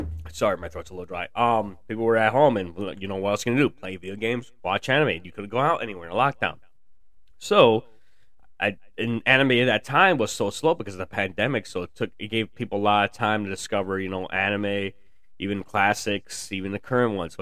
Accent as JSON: {"language": "English", "town": "Chicago", "region": "Illinois", "country": "United States", "tie": "born or raised there", "said": "I was born in Chicago, so I currently live in the burbs of the Chicagoland area."}